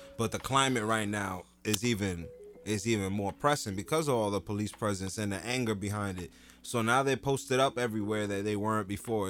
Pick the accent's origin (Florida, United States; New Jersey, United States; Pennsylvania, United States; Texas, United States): New Jersey, United States; Jersey City; growing up in Jersey City